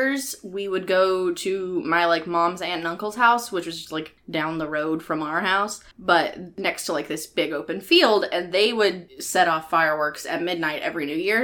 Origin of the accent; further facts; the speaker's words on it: United States; I grew up in America